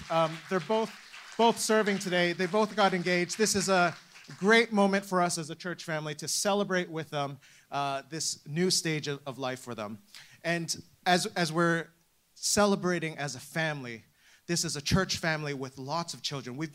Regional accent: Canada; now in United Kingdom; I'm not from, from the UK, which my accent might give away. Um, I'm from Canada, but I am welcome here.

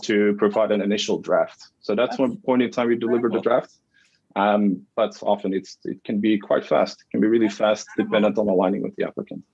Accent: Flemish region of Belgium, Flanders, Belgium; moved away as an adult; now in Canada; I'm born and raised in, in Belgium. Yeah. So in the Flemish region of Belgium, the north.

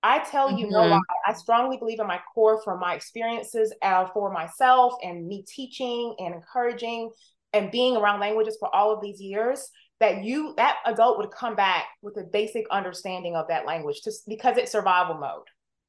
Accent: Columbia, South Carolina, United States; first language English; being of Jamaican heritage through my parents, that was rare, even there, growing up in Columbia, South Carolina.

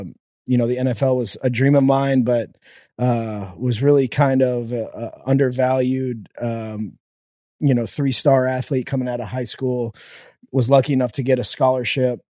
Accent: The Woodlands, Texas, United States; born and raised in the Woodlands, Texas

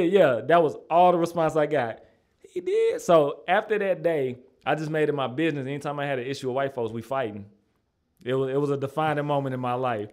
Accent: Madison, Tennessee, United States; also born or lived in North Nashville, Tennessee; I grew up out in Madison. Like, that's where I was born and raised

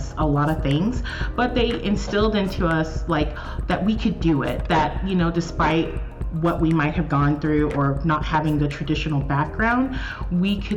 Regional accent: Atlanta, Georgia, United States; I am from Atlanta, Georgia

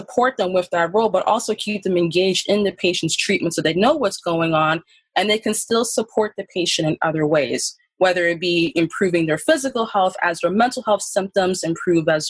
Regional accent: Philadelphia, Pennsylvania, United States; I was born and raised in North Philadelphia

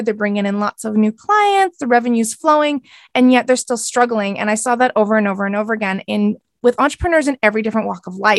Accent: Canada; I am a Canadian. So I live on the West Coast of Canada

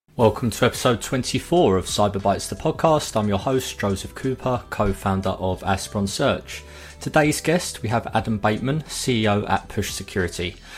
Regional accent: Kent, South East England, United Kingdom; moved away as an adult; now in Bournemouth, United Kingdom; I'm originally from Kent, but I relocated to Bournemouth when COVID hit

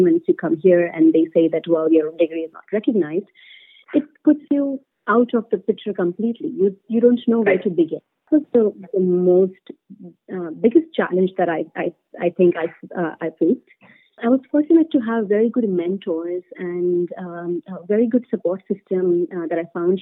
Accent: India; moved away as an adult; I come from India, where bureaucracy is at a different scale altogether

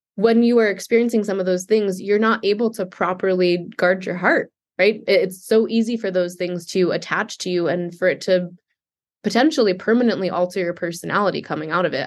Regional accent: New York City, New York, United States; I was raised Jewish in Manhattan

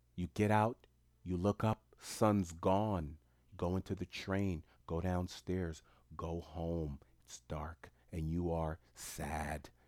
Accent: New York City, New York, United States; I'm from New York City

